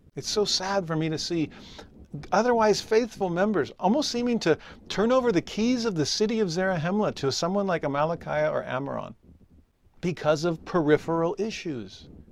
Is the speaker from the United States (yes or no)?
yes; California, United States; moved away as an adult; also born or lived in Tennessee; I was raised in California, and for eight years raised my kids in Tennessee